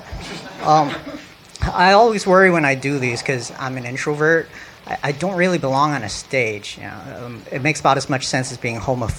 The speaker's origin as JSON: {"language": "English", "area": "the Valley", "region": "California", "country": "United States", "tie": "born or raised there", "said": "I'm from the Valley. I lived there my whole life. I'm a Vietnamese."}